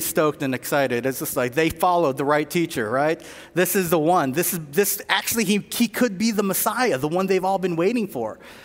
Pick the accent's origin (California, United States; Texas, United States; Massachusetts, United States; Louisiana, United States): California, United States; Southern; I'm from Southern California